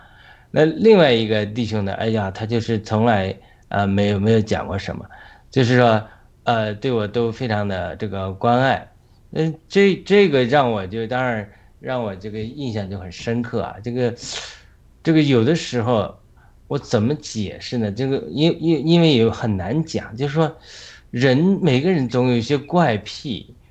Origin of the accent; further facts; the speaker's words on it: China; now in United States; 我回想刚从国内出来的时候，有很多身上很多那种粗鲁、比较粗鲁的地方啊。